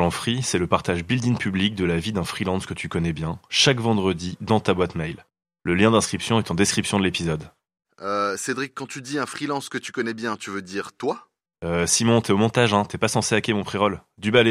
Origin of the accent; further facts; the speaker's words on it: Lyon, Auvergne-Rhône-Alpes, France; Moi, je viens de Lyon, c'était pas très loin.